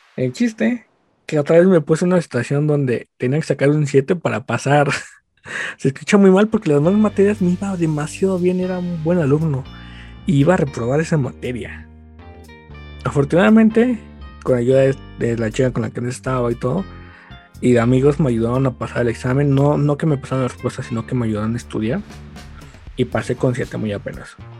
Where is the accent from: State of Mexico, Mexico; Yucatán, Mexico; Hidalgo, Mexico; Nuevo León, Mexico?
State of Mexico, Mexico; yo soy del Estado de México